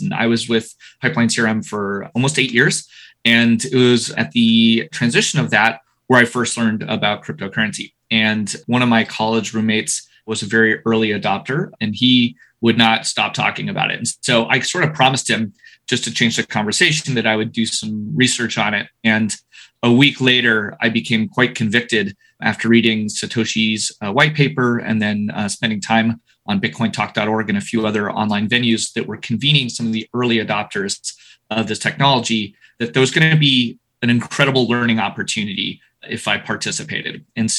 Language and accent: English; United States; now in United Kingdom; I am half French. I am American. My dad spent 30 years in Patagonia. I've always had sort of an international upbringing.